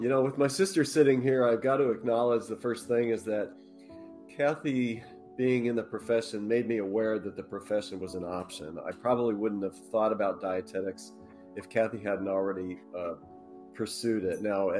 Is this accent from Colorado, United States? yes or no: yes; Colorado, United States; Yeah, I grew up in Colorado. Our dad was in the Air Force. That's how we ended up there.